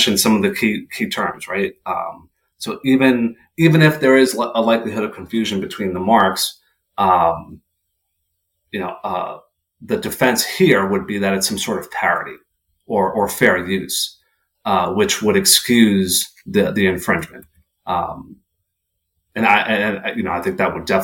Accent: New York City, New York, United States; I'm from Queens

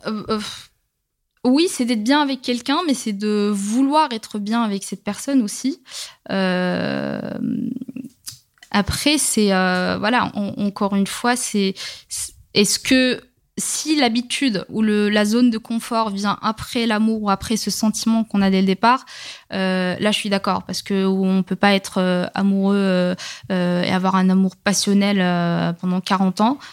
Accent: Rabat, Rabat-Salé-Kénitra, Morocco; now in France; je suis née, je, j'ai grandi au Maroc, j'ai quand même grandi, euh, dans la, dans la capitale

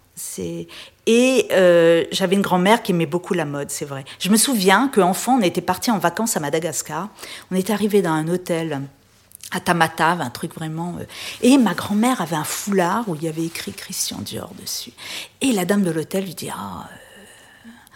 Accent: Réunion; moved away as an adult; also born or lived in Paris; j'ai quitté la Réunion après mon bac au début des années 80

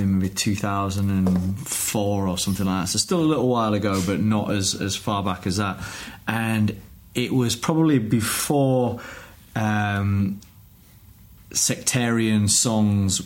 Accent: Yorkshire and the Humber, United Kingdom; I'm from Yorkshire.

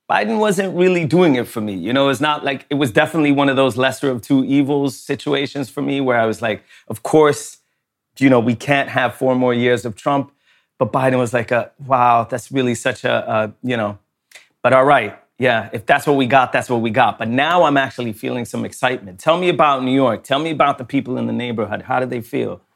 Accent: Sweden; I was born in Sweden

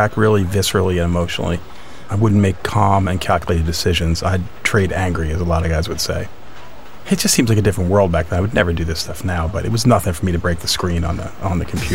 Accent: Bristol, Pennsylvania, United States; I grew up in Bristol, Pennsylvania, which is part of Bucks County

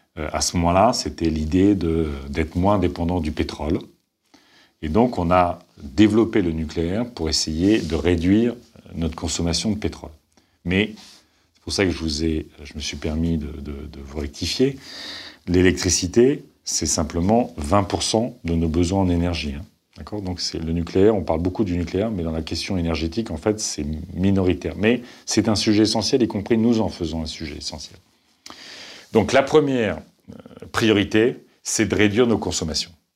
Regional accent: Picardy, Hauts-de-France, France; moved away; Quand je vais en Picardie, là d'où je viens

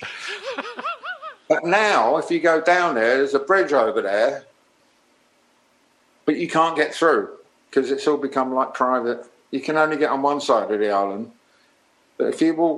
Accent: Middlesex, London, United Kingdom; my home county doesn't really exist anymore. I'm from Middlesex

